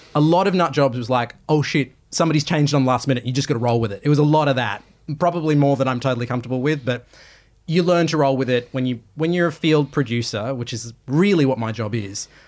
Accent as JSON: {"language": "English", "country": "Australia", "said": "I'm Australian"}